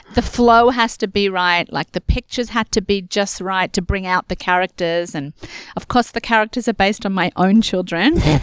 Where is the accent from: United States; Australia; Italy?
Australia; moved away as an adult; now in Canada; I am born and raised in Australia, and I came to Canada when I got married